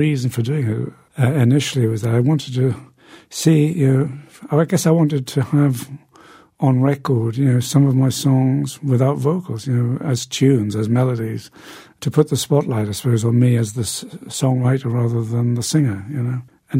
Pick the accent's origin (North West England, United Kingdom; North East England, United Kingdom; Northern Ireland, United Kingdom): North East England, United Kingdom; Newcastle; I went to see quite a few people as they passed through my hometown of Newcastle in the north of England.